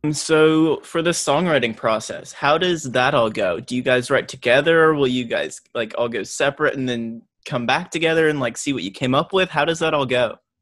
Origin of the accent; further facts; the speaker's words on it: Oklahoma, United States; moved away as an adult; now in California, United States; Born and raised in Oklahoma, so it kind of reminds me of home